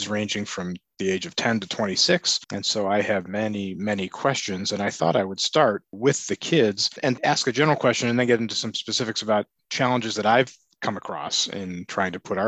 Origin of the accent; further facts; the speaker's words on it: Cleveland, Ohio, United States; moved away; I'm originally from Cleveland, Ohio, and my entire family